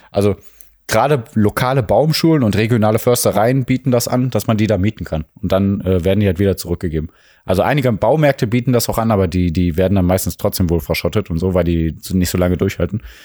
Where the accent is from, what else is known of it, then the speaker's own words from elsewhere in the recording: Mülheim an der Ruhr, North Rhine-Westphalia, Germany; Also wir kommen aus Mülheim, wir kommen aus dem Ruhrgebiet, Ruhrgebiet